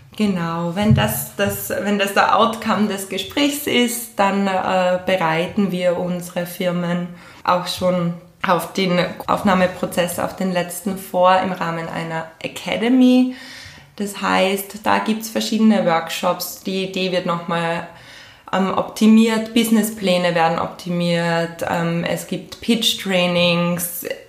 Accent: Graz, Styria, Austria; also born or lived in Switzerland; bin gebürtige Grazerin

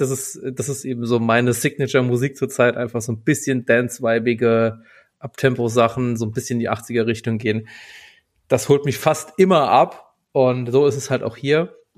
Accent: Berlin, Germany; als Berliner

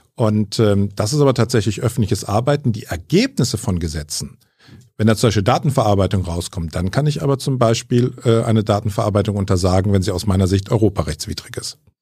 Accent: Bonn, North Rhine-Westphalia, Germany; also born or lived in Franconia; Gebürtiger Franke, aber in Bonn aufgewachsen

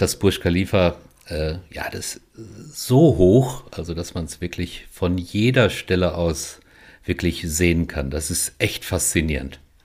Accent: Germany; wir so als Deutsche

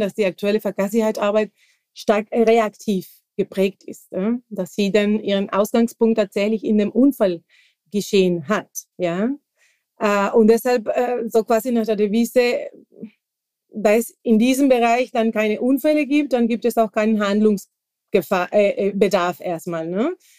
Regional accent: Santa Cruz de la Sierra, Santa Cruz, Bolivia; German is a second language; moved away as an adult; now in Germany; ich komme ursprünglich aus Bolivien, Südamerika

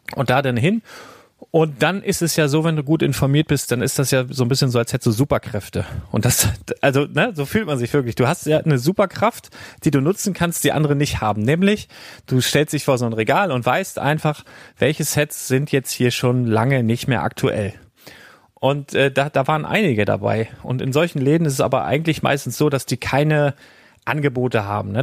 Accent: Germany; bei uns in Deutschland

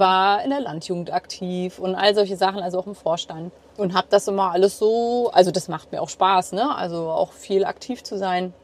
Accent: near Hanover, Lower Saxony, Germany; moved away; In der Nähe von Hannover.

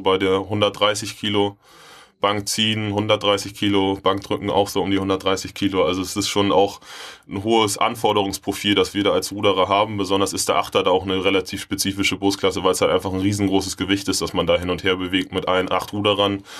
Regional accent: Hamburg, Germany; Bin in Bergedorf groß geworden

